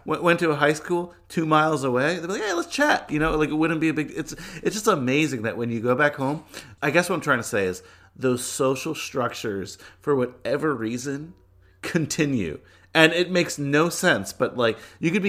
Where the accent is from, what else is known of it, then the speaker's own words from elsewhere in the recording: Bergen County, New Jersey, United States; we grew up in Bergen County, which is like the extreme northeast of New Jersey